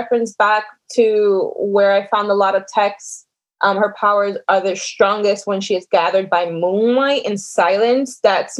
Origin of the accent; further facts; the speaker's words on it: New Jersey, United States; that's normal for us growing up in New Jersey.